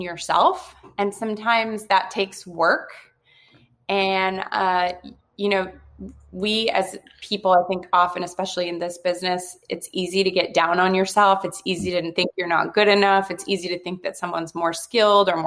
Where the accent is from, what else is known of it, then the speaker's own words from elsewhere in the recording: Michigan, United States; I grew up playing sports and hockey was like a religion, I'm from Michigan